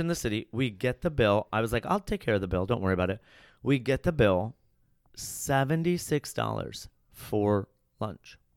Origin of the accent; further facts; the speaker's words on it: Chicago, Illinois, United States; I grew up in Chicago, and then I went to Columbia College there